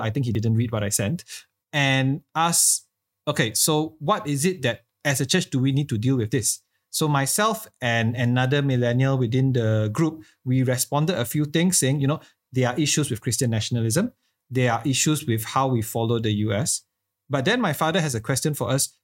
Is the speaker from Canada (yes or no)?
no; Malaysia; as a Malaysian church